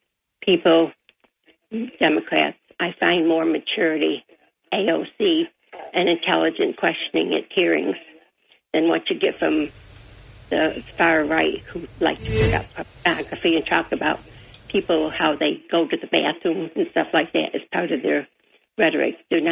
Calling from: Apalachin, New York, United States; from Apalachin.

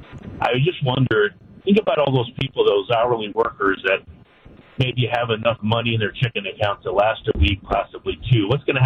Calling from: Port Washington, Wisconsin, United States; I guess as I'm calling you right now, I'm en route from Port Washington to go down to Milwaukee

